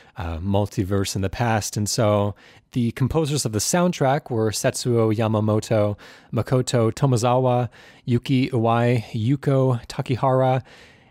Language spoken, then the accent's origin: English; Seattle, Washington, United States; I'm from Seattle as well